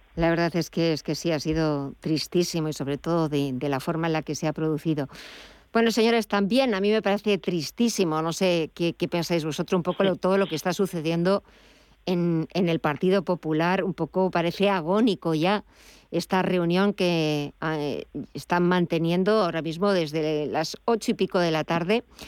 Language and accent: Spanish; Madrid, Community of Madrid, Spain; Yo soy de aquí, soy del Madrid